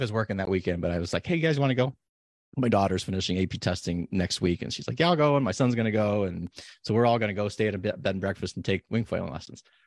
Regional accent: Nevada, United States; now in Oregon, United States; where I grew up in Nevada

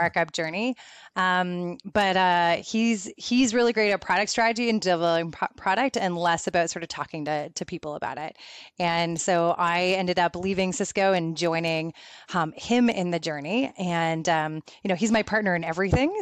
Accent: Canada; also born or lived in Guelph, Ontario; I'm Canadian

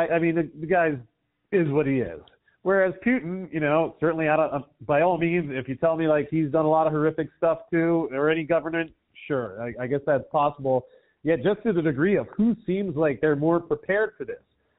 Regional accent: United States; moved away as an adult; someone who grew up in America

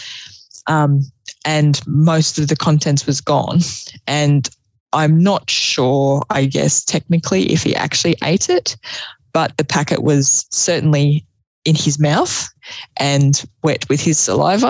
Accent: Canberra, Australian Capital Territory, Australia; moved away as an adult; now in Sydney, Australia; I was from Canberra originally

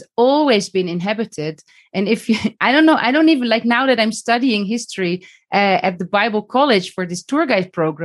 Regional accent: Netherlands; moved away as an adult; now in Beit Safafa, Palestine; I grew up in Holland and I went to school

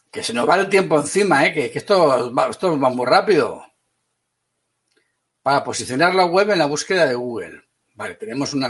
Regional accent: Valencia, Valencian Community, Spain; also born or lived in Madrid; yo nací en Madrid y soy de Valencia.

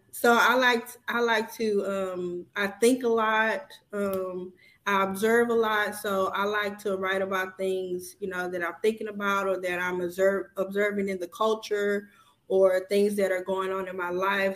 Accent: Houston, Texas, United States; moved away as an adult; now in Dallas, United States; I'm originally from Houston, Texas.

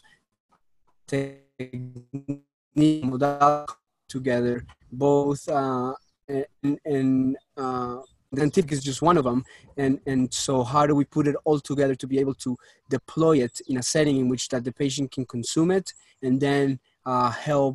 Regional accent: Colombia; moved away; I was born in Colombia, raised up over there, moved to this country

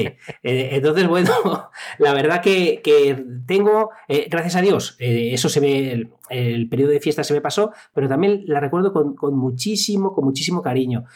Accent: Salamanca, Castile and León, Spain; moved away as an adult; also born or lived in Zamora; en Salamanca. Soy salmantino

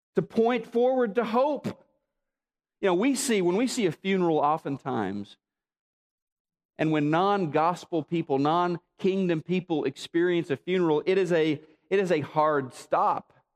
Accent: Neosho, Missouri, United States; moved away; my hometown of Neosho

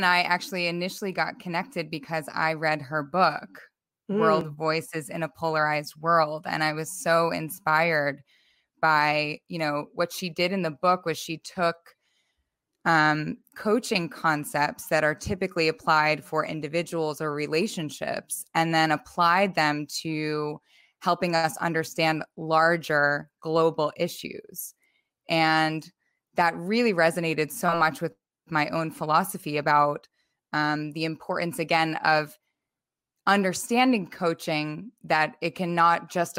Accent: United States; moved away as an adult; now in Amsterdam, Netherlands; I live now in Amsterdam and I'm an American originally.

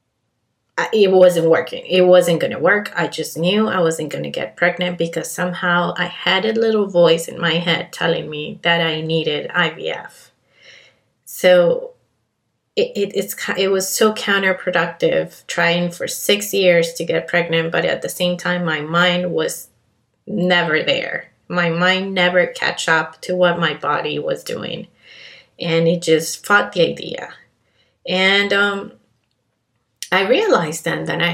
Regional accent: Colombia; also born or lived in Canada; now in Miami, United States; I was born and raised in Colombia, hint, hint, my accent

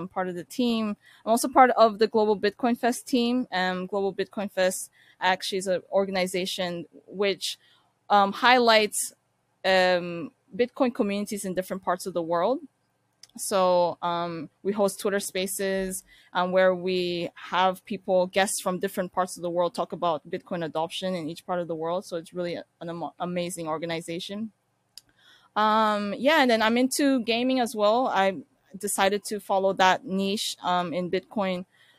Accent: Ankara, Turkey; born there; So I was born in Turkey, actually the capital of Turkey, which is Ankara.

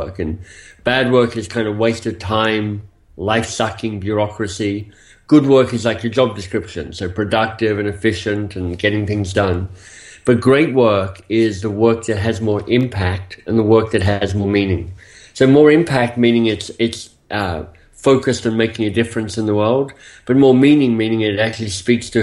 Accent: Australia; moved away as an adult; also born or lived in Oxford, United Kingdom; So I'm Australian by birth. You'll hear that maybe a bit in my accent for some of you. But I left Australia some 25 years ago, maybe a bit longer now

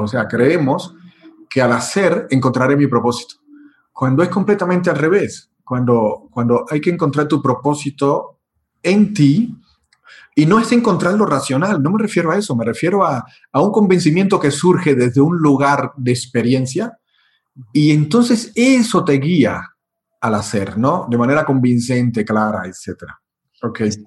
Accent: Cuba; also born or lived in Europe; now in Mexico; donde nací en Cuba, eh, estoy en México

